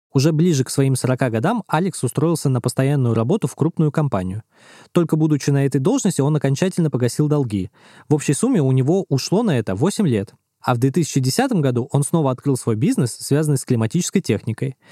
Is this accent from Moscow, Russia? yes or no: yes; Moscow, Russia; я учился в центре Москвы в 7 лет, и я всякое видел и слышал, когда жил у бабушки Выхина